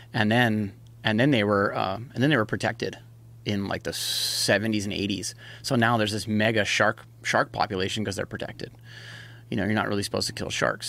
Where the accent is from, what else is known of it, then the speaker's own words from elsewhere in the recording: Hawaii, United States; I was born and raised in Hawaii. That's, that's where I grew up surfing.